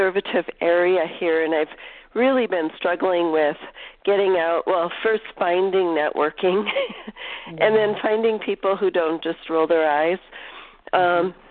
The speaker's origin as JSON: {"language": "English", "town": "Fargo", "region": "North Dakota", "country": "United States", "tie": "born or raised there", "also_born_or_lived": "San Francisco Bay Area / Idaho", "moved": "as an adult", "said": "I grew up in Fargo, North Dakota"}